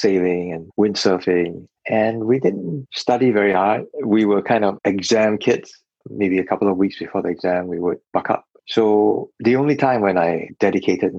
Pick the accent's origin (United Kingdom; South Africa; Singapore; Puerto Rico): Singapore; I grew up by the sea. When I was about 8, my father decided to move from Serangoon Gardens to Punggol, which is in the northeast